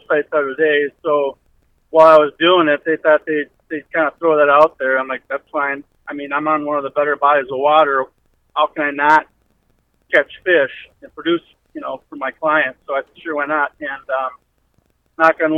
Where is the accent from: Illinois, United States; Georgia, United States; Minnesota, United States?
Minnesota, United States; Eagan; I grew up in Eagan, just south metro. South of the Twin Cities